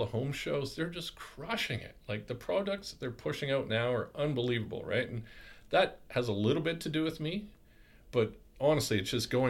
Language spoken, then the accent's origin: English; Qualicum Beach, British Columbia, Canada; moved away as an adult; also born or lived in Port Alberni; now in Vernon, Canada; I'm from Vancouver Island. I graduated high school in Qualicum Beach.